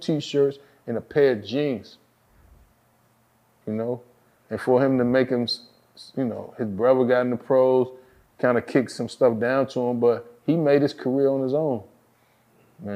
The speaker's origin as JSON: {"language": "English", "town": "Washington", "region": "District of Columbia", "country": "United States", "said": "I'm from Washington, D.C."}